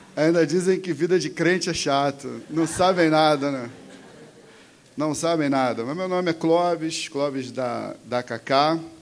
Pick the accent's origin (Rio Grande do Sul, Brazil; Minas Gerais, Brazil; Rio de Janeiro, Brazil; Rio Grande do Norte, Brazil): Rio de Janeiro, Brazil; Mesquita; also born or lived in Nova Iguaçu; eu sou de Mesquita também